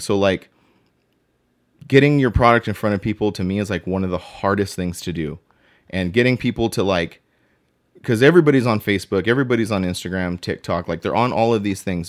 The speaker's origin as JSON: {"language": "English", "region": "Southern California", "country": "United States", "also_born_or_lived": "Inland Empire / Apple Valley", "said": "I am passionate about where I'm from. I am from Southern California"}